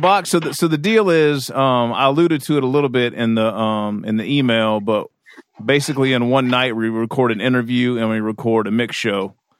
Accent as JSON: {"language": "English", "region": "Kentucky", "country": "United States", "moved": "yes", "said": "I'm from Kentucky. Right, I'm from Kentucky originally"}